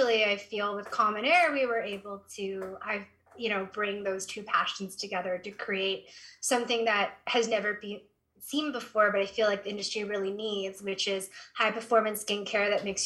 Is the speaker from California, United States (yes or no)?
yes; Berkeley, California, United States; I grew up in the Bay Area in Berkeley, California